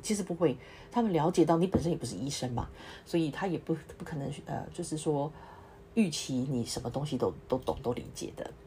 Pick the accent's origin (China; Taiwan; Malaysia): Taiwan; moved away as an adult; now in Singapore; 我从台湾来的